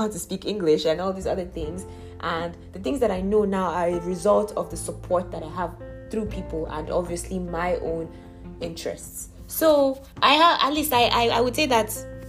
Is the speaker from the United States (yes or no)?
no; Nigeria; I was born in Nigeria. I'm a Nigerian citizen